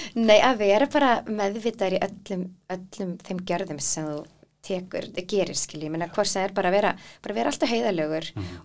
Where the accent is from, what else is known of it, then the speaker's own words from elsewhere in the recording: Iceland; að alast upp á Íslandi í fríð og ró